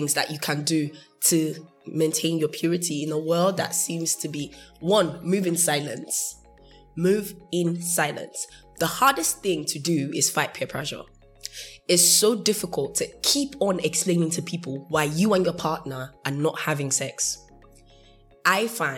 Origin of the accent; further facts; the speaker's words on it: United Kingdom; first language English; I'm British, so I don't speak... I speak in English